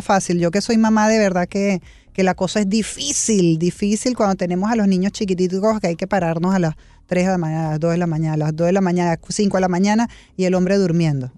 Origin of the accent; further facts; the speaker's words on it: Venezuela; now in Miami, United States; Yo hace 25 años que yo fuera de Venezuela y todavía soy más venezolana que la arepa